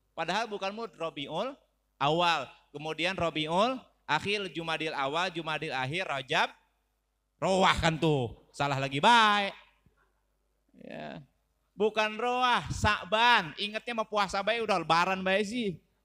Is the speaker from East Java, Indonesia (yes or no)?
no; Gunung Sindur, West Java, Indonesia; Domisili saya asli orang Gunung Sindur, kampungnya Kampung Wulusur